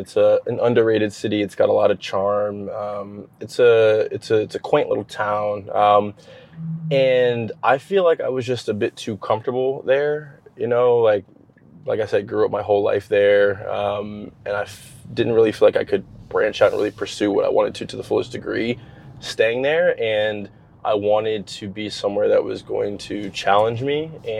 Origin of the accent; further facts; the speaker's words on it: Baltimore, Maryland, United States; moved away as an adult; now in West Hollywood, United States; Born and raised Baltimore, so I've spent my entire life up until literally a month and a half ago in Baltimore.